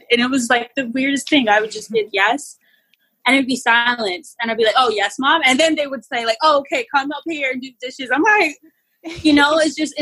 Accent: United States; the first generation in my entire family to be born here is me and my sisters and my cousins

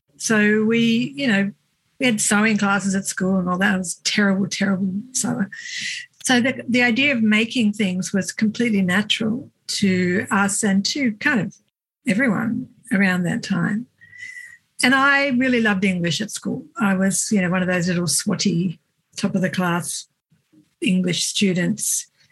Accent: Cooma, New South Wales, Australia; moved away; i grew up in a little country town called cooma

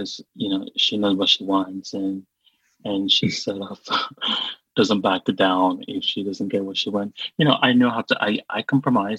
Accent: Sierra Leone; English is a second language; moved away; I grew up in Sierra Leone with no access to pop and pop culture TV

